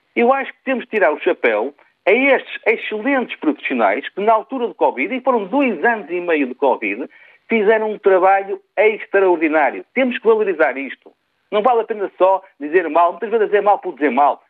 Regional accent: Portugal; enquanto português

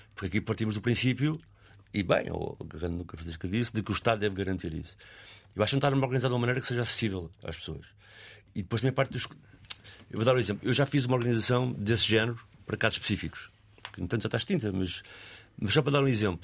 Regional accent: Arco do Cego, Lisbon, Portugal; onde eu cresci, eu estava a dizer um bocado no arco cega

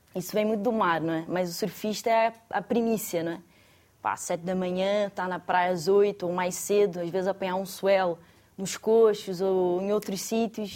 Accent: Saquarema, Rio de Janeiro, Brazil; moved away as an adult; now in Portugal; Eu nasci no Rio e era de Saquarema, parte da interior do Rio de Janeiro.

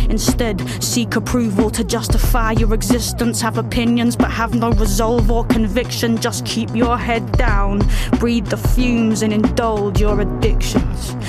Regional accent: London, United Kingdom; growing up in southeast London, where I grew up in Lewisham

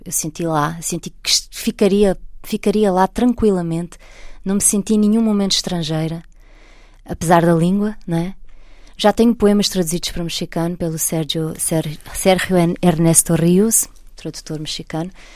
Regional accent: Portugal; moved away as an adult; also born or lived in Brazil; sou portuguesa, estou em Portugal.

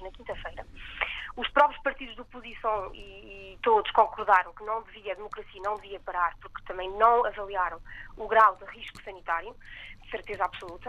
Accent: Portugal; also born or lived in Metz, France; now in France; Sou portuguesa, a minha família vive no mundo inteiro

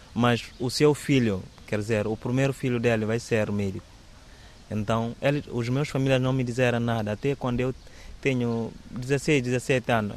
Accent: Bissau, Guinea-Bissau; Portuguese is a second language; moved away as an adult; now in Évora, Portugal; Sou da Guiné-Bissau. Estou, estou a viver mesmo no capital Bissau

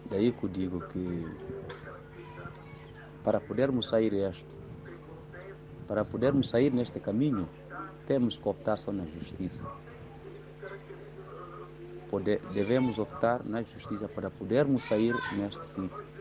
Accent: Guinea-Bissau; moved away; also born or lived in Lisbon, Portugal; a minha terra, Guiné-Bissau

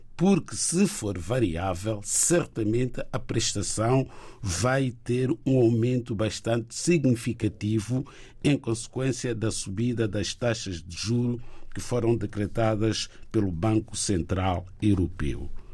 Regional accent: Lisbon, Portugal; eu sou de Lisboa

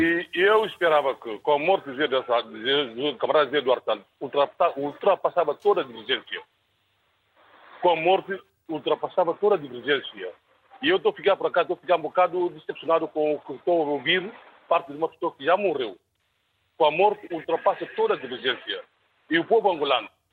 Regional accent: Guinea-Bissau; Não sou angolano, sou guinense.

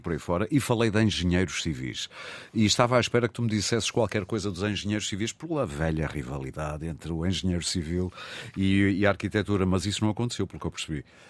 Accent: Porto, Norte, Portugal; onde eu mergulhei muitas vezes em miúdo, porque eu sou do Porto

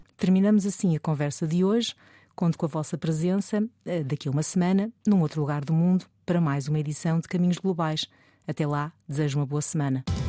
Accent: Portugal; moved away as an adult; eu também já saí de Portugal há cerca de 20 anos

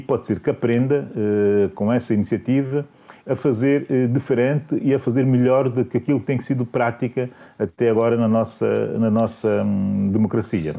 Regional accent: São Tomé & Príncipe; a minha terra

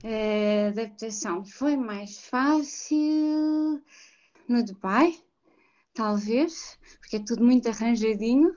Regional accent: Portugal; moved away as an adult; also born or lived in Mozambique; Eu nasci fora de Portugal, eu esqueci de mencionar isso no início, mas eu também não me lembro, porque eu cheguei com 3 anos a Portugal, eu uhum. nasci em Moçambique.

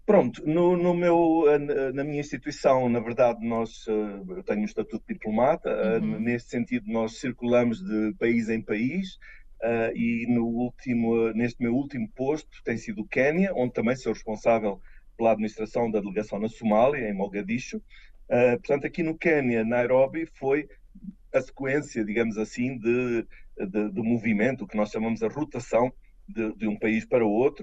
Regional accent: Lisbon, Portugal; moved away as an adult; also born or lived in Brussels, Belgium; now in Kenya; voltarei a Portugal, à minha terra eh, de origem, Lisboa

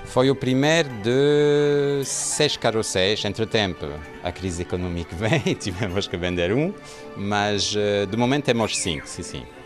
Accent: Marseille, Provence-Alpes-Côte d'Azur, France; Portuguese is a second language; moved away as an adult; now in Lagos, Portugal; sou francês. Nasceu em Marseille

